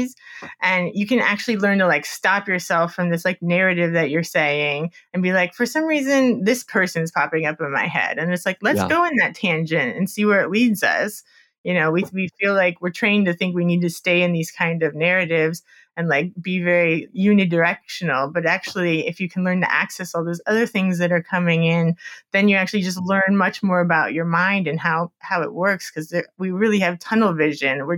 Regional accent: Miami, Florida, United States; I'm from Miami, and I went to a grad school in Fort Lauderdale, so just near Miami.

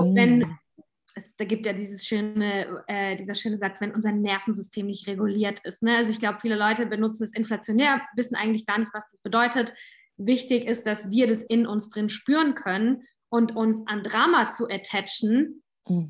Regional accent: Southern Germany, Germany; Ich komme aus Süddeutschland

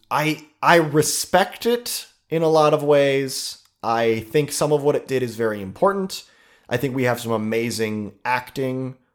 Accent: Ohio, United States; We're from Ohio

